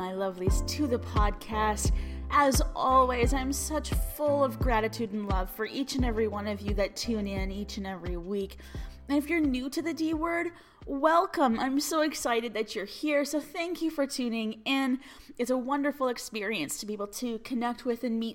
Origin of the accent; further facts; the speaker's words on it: Alberta, Canada; I'm from Alberta, Canada.